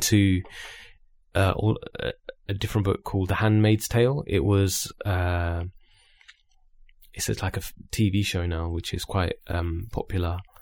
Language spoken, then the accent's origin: English; Luton, East of England, United Kingdom; we're both from Luton